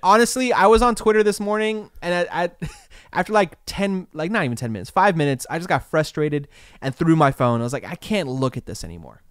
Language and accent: English; California, United States; I was born in Cal, I've always lived in, born and raised California.